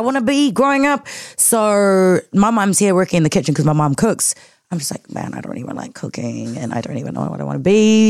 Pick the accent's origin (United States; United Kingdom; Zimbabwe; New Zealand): New Zealand; Auckland; born and raised in South Auckland